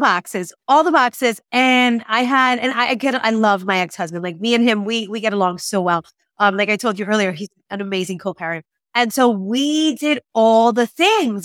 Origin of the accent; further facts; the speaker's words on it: Puerto Rico; we are American in Puerto Rico